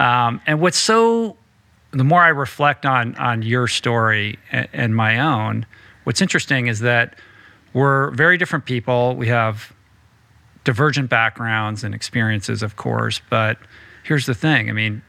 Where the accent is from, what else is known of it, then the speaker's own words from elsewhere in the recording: East Coast, United States; Like, I grew up on the East Coast and, you know, was reared in a kind of checklist household